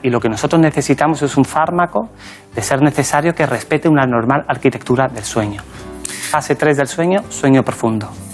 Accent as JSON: {"language": "Spanish", "town": "La Barca de la Florida", "region": "Andalusia", "country": "Spain", "tie": "born or raised there", "moved": "as an adult", "lives_now": "Madrid, Spain"}